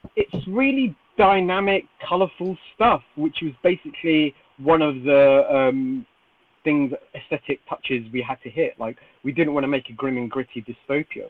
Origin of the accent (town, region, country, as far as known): United Kingdom